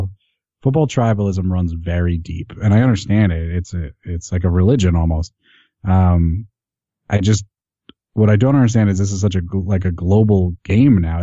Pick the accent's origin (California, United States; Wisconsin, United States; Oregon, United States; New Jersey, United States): New Jersey, United States; I was born in New Jersey, but I have Scouse parents, so I support my parents' local club